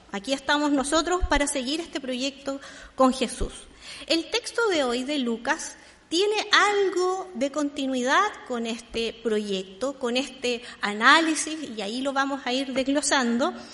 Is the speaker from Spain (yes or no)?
no; Santiago, Santiago Metropolitan Region, Chile; yo soy santiaguina en Santiago